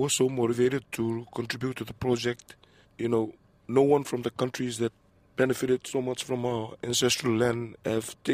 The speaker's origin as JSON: {"language": "English", "country": "Fiji", "tie": "born or raised there", "also_born_or_lived": "Banaba (ancestral) / Rabi", "said": "I was born in Fiji. I grew up in Fiji, but I'm originally from Banaba"}